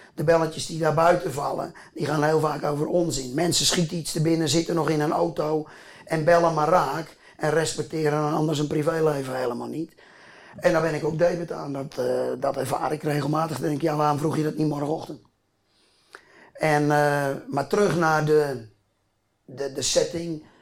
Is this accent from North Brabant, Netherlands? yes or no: no; a polder near Groot-Ammers, South Holland, Netherlands; Ik kom hier uit een polder. Mijn grapje is wel eens, ik kom uit een polder met meer koeien dan mensen.